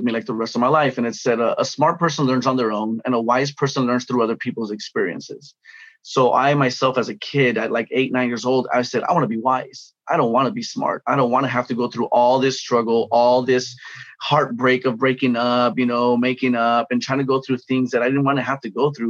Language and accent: English; Los Angeles, California, United States; I grew up in Pacoima, California, gang, drug infested environment